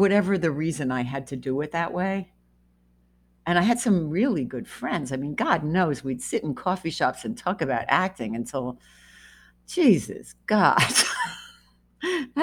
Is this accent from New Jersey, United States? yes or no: yes; New Jersey, United States; I grew up in New Jersey and we were an hour away from the city